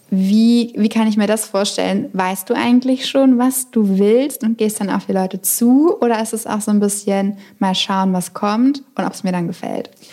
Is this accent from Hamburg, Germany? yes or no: no; Berlin, Germany; da fühle ich mich als Berlinerin